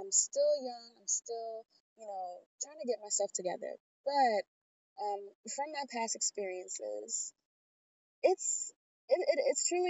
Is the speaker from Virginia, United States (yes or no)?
yes; Richmond, Virginia, United States; moved away as an adult; now in Augusta, United States; I'm originally from Richmond, Virginia. I moved down here almost a year ago